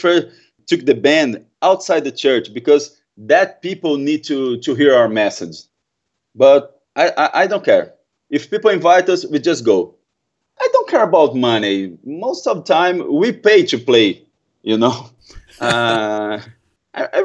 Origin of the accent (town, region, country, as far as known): Brazil; English is a second language